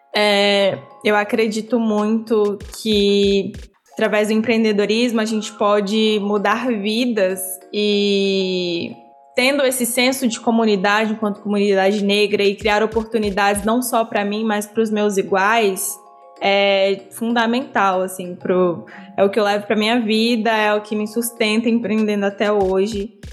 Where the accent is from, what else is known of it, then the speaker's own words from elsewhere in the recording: Brasília, Federal District, Brazil; Eu sou de Brasília, é, moro aqui desde sempre, minha família é mineira. É, eu cresci no Varjão, que é uma comunidade na periferia aqui de Brasília